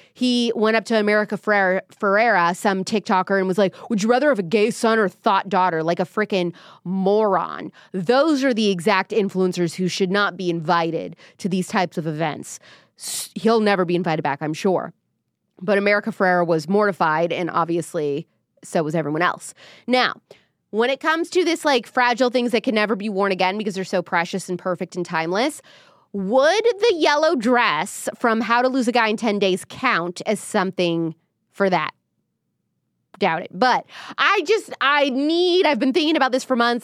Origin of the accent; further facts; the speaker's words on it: Midwest, United States; moved away; I'm from the Midwest too